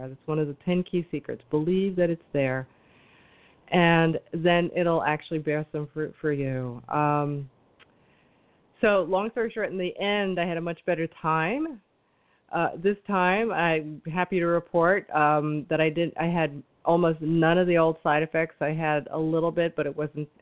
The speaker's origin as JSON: {"language": "English", "town": "New York City", "region": "New York", "country": "United States", "said": "Now I'm a New Yorker"}